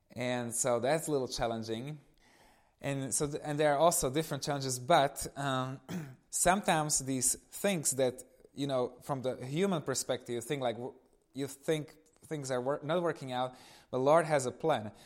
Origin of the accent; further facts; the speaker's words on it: eastern Slovakia, Slovakia; moved away; I come from Eastern Slovakia. So, I was growing up in this family with one little brother